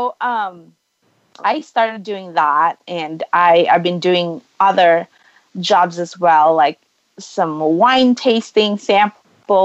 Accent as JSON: {"language": "English", "country": "Philippines", "tie": "born or raised there", "moved": "as an adult", "lives_now": "United States", "said": "I grew up in the Philippines."}